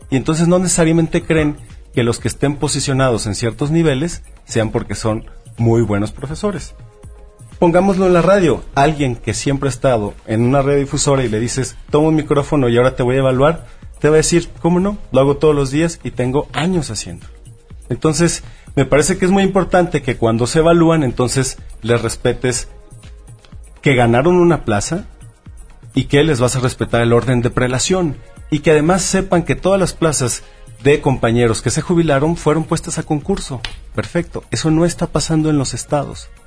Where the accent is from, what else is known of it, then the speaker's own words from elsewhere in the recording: Mexico; es que todos los mexicanos nos volteamos para otro lado durante mucho tiempo.